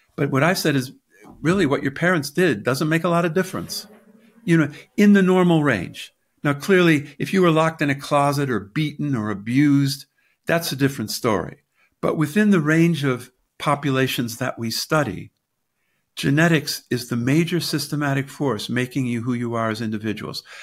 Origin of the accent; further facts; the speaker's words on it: United States; moved away as an adult; also born or lived in Britain; now in United Kingdom; I'm an American in Britain